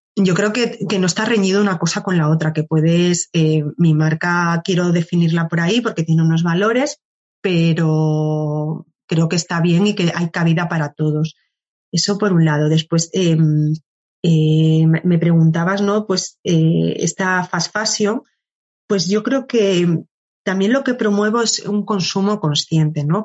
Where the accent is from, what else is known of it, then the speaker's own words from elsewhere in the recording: Cáceres, Extremadura, Spain; moved away as an adult; now in Madrid, Spain; yo soy de Cáceres, es una ciudad muy pequeña